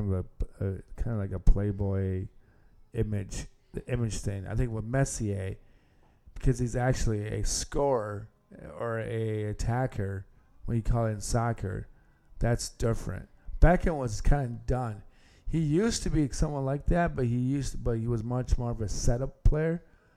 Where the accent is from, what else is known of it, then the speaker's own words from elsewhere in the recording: Hudsonville, Michigan, United States; So I think soccer, I know in Grand Rapids, especially where I grew up in Hudsonville, with a school I went to, we won a couple of state championships.